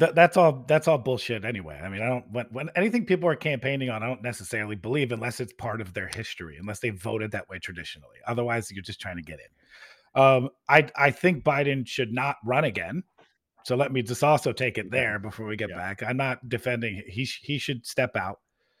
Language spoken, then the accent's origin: English; United States; And that's where I'm at as a voter, as an American, as a Democrat.